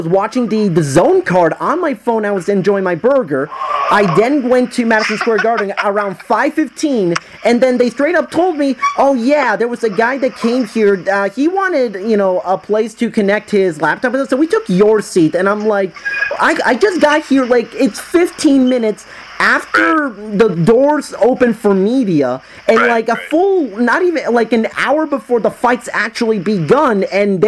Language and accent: English; Puerto Rico; I'm from Puerto Rico, and we don't have Five Guys over there in Puerto Rico